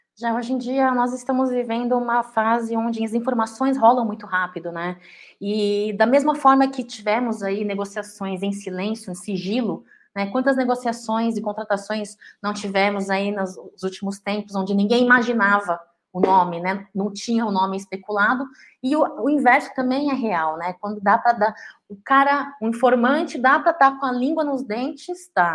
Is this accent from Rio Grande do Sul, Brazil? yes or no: no; São Paulo, Brazil; eu estou em São Paulo, de volta à minha terra, à minha casa